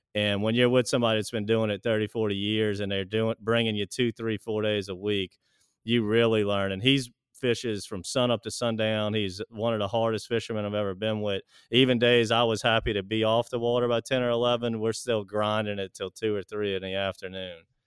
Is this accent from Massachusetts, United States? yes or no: no; Pearl River, Louisiana, United States; I was, uh, born and raised in Pearl River, Louisiana